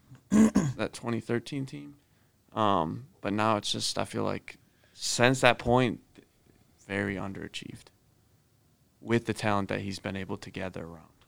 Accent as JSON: {"language": "English", "region": "Illinois", "country": "United States", "tie": "born or raised there", "said": "growing up in Illinois"}